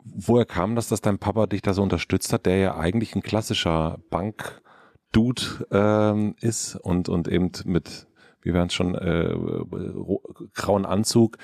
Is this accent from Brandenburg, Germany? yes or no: yes; southern Brandenburg, Germany; ich bin in Südbrandenburg aufgewachsen